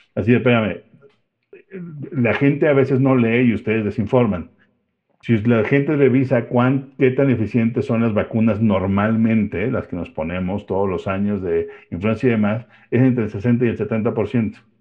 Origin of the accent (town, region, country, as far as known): Mexico